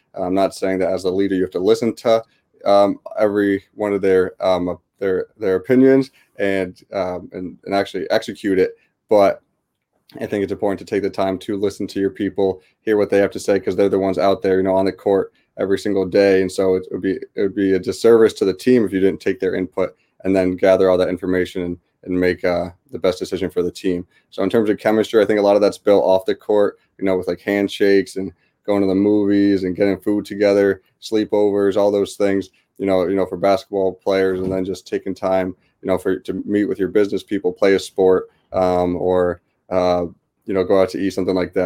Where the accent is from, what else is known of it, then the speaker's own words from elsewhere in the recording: West Hartford, Connecticut, United States; I grew up in West Hartford, Connecticut, uh, born and raised